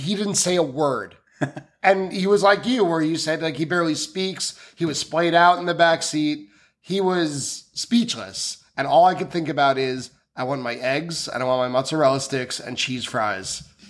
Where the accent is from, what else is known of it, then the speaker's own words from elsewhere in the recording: Merrick, New York, United States; also born or lived in Oceanside, New York; I had recently moved to Oceanside, which we are like right next to right now. And I grew up pretty close in a town called Merrick.